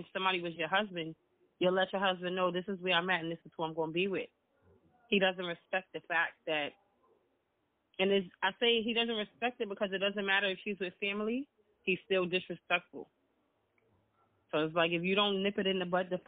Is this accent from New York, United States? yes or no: yes; New York City, New York, United States; I'm from the Bronx.